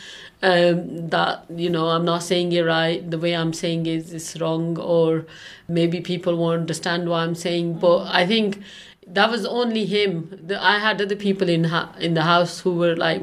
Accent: Pakistan; English is a second language; moved away as an adult; now in Rochdale, United Kingdom; Even in Pakistan at home, we didn't go out that much.

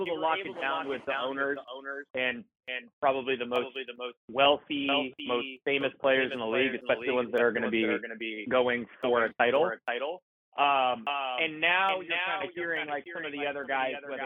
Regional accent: California, United States; I'm from California

